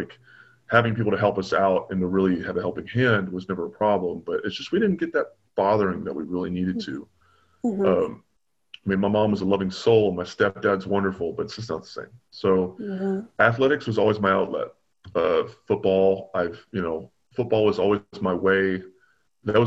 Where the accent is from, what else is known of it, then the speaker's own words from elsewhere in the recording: Bowling Green, Kentucky, United States; moved away as an adult; now in California, United States; I was born and raised in Bowling Green, Kentucky